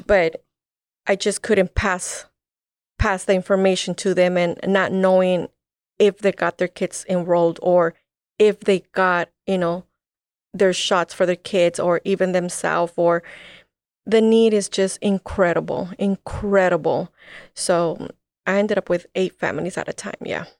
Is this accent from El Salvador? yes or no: yes; El Salvador; now in United States; I'm from El Salvador. My parents left El Salvador because of the war